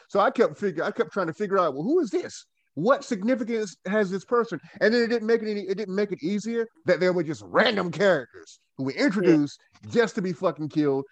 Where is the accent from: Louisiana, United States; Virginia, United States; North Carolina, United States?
North Carolina, United States; Goldsboro; moved away as an adult; now in Winston-Salem, United States; I am from Goldsboro, North Carolina, born and bred Goldsboroian